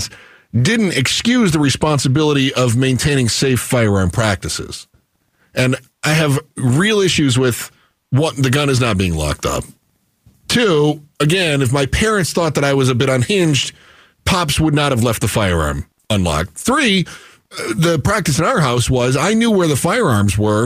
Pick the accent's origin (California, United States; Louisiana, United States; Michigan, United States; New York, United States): Michigan, United States; I grew up in Michigan